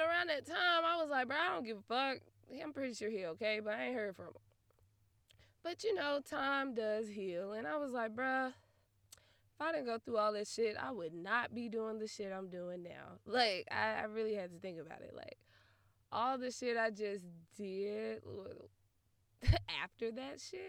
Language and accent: English; Memphis, Tennessee, United States; I'm from Memphis